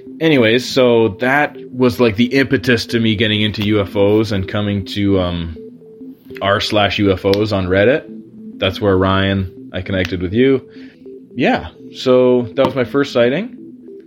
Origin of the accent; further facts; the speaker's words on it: Ontario, Canada; I live in Ontario, Canada, a few hours north of Toronto